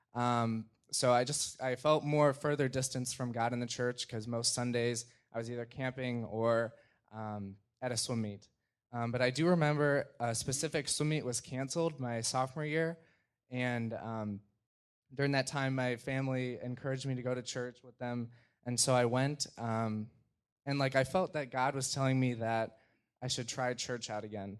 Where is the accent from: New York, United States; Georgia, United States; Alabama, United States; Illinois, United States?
Illinois, United States; Gurnee; I'm from Gurnee, Illinois